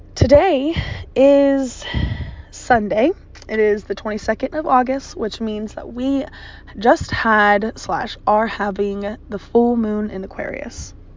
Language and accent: English; Virginia, United States; born and raised in Virginia. I've lived here most of my life.